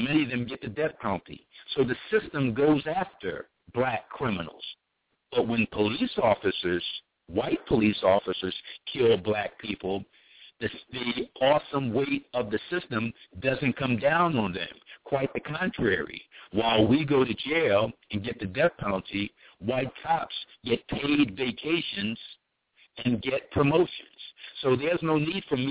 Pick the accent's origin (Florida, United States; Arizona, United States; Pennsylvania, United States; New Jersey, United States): Pennsylvania, United States; Philadelphia; a black man born and raised in Philadelphia in the poor section of town, North Philly